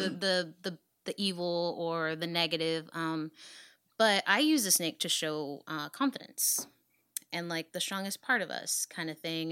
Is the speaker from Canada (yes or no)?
no; Dallas, Texas, United States; I'm from Oak Cliff. I was born and raised in Dallas